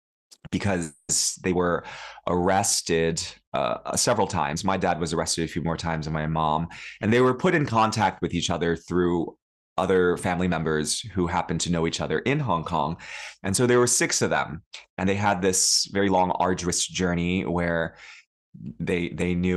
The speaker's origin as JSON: {"language": "English", "town": "New York City", "region": "New York", "country": "United States", "tie": "born or raised there", "first_language": "Cantonese", "second_language": "English", "said": "I grew up in New York City. I was born in New York City, actually"}